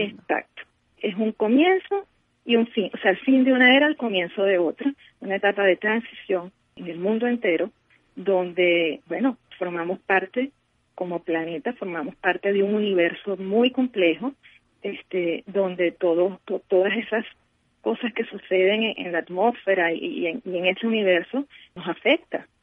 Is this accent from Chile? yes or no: no; Venezuela; en nuestro amado país